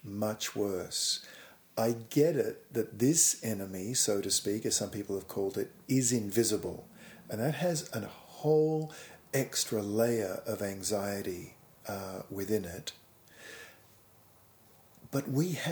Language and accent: English; Australia; I was living and growing up in Australia